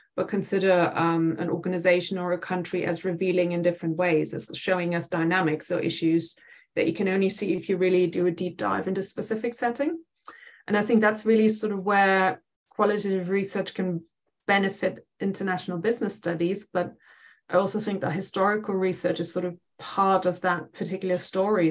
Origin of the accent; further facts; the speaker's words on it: near Dusseldorf on the Dutch border, North Rhine-Westphalia, Germany; moved away as an adult; now in England; I grew up in Germany, uh, very uh, west of the country, right on the Dutch border. So um, uh, outside Dusseldorf, but quite a small town